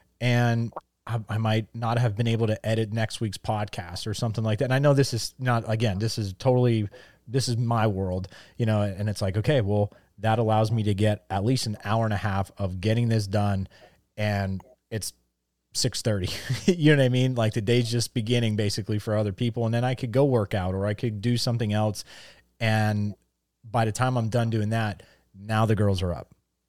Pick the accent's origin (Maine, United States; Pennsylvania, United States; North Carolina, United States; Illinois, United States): Pennsylvania, United States; growing up in Northeast Pennsylvania, there's a band.